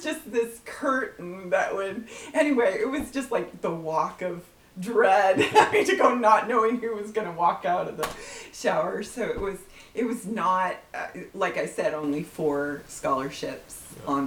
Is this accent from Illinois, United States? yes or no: no; Southern California, United States; moved away as an adult; also born or lived in Corvallis, Oregon / Spain / Malaysia / Bangkok; I was from California